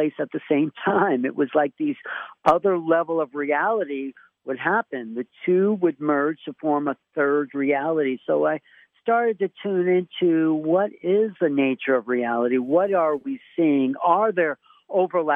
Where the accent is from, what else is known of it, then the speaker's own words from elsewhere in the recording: New York City, New York, United States; also born or lived in Buffalo, New York; I'm from New York City and around